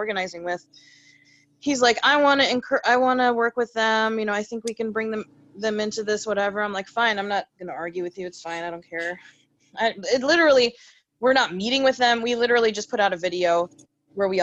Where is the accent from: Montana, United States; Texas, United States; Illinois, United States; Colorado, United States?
Illinois, United States; Cary; moved away as an adult; now in Chicago, United States; I grew up in Cary.